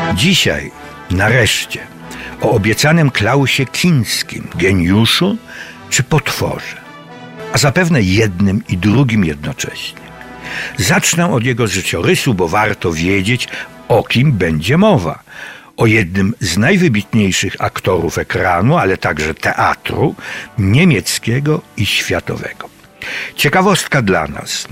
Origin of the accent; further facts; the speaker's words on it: Cieszyn Silesia, Silesian Voivodeship, Poland; Śląska Cieszyńskiego, to moja mała ojczyzna